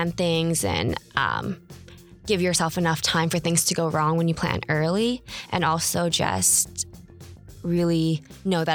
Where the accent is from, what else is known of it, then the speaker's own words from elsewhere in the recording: Hawaii, United States; now in California, United States; I go to school here, but I'm from Hawaii.